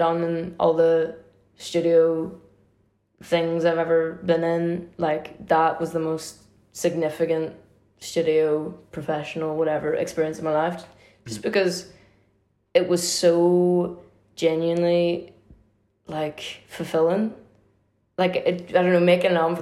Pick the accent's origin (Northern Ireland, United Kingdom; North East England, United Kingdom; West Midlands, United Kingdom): Northern Ireland, United Kingdom; Derry; where I grew up in Derry